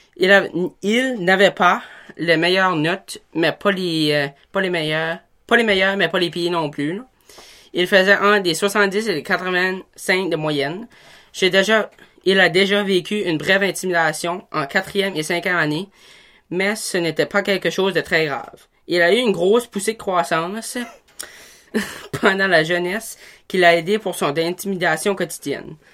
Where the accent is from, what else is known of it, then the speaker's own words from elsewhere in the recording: Tremblay, New Brunswick, Canada; also born or lived in Miramichi, New Brunswick; Puis là, ben, j'ai move out à, à, Tremblay. J'ai 13 ans, puis je vais au domaine étudiant à Petit Rocher